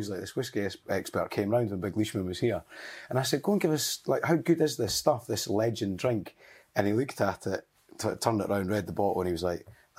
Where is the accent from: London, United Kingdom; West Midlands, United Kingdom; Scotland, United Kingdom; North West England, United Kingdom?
Scotland, United Kingdom; Kinross; born or raised there; also born or lived in Edinburgh / Linlithgow